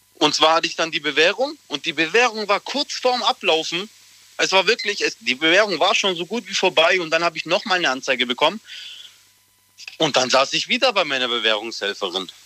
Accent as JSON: {"language": "German", "town": "Böblingen", "region": "Baden-Württemberg", "country": "Germany", "said": "ich komme aus Böbling"}